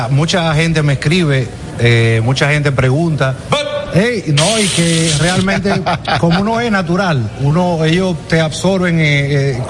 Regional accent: Dominican Republic; yo soy dominicano, Dominican Republic. Y, él me dice, pero … Y cuando le dije, no, que es mi bisabuelo, llegó del Líbano.

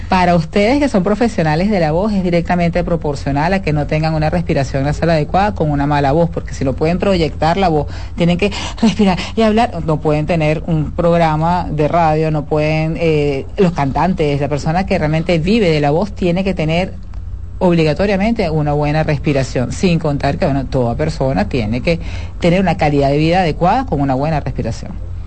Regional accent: Venezuela; moved away as an adult; now in Dominican Republic; Yo soy venezolana

